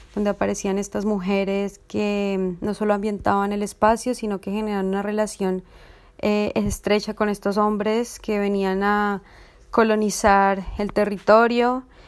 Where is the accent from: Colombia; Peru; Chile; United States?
Colombia; soy artista visual y realizadora colombiana